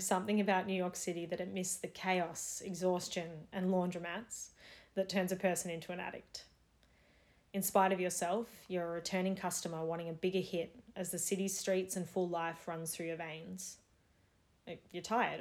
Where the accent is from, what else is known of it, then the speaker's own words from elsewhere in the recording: Melbourne, Victoria, Australia; I'm wrapped up in the safety of my home city and country during what is now a fourth Melbourne lockdown